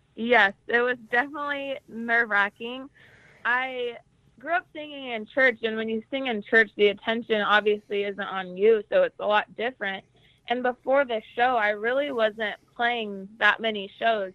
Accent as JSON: {"language": "English", "town": "Jerome", "region": "Idaho", "country": "United States", "tie": "born or raised there", "said": "I was born and raised in Jerome, Idaho, and I grew up on a dairy farm"}